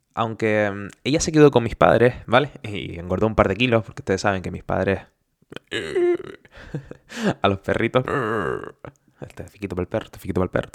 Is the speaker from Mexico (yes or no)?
no; Canary Islands, Spain; moved away as an adult; now in Germany; Yo soy canario de español